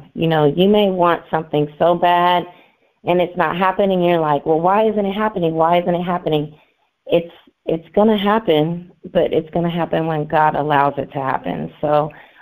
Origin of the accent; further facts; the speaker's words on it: Oakland, California, United States; I am from Deep East Oakland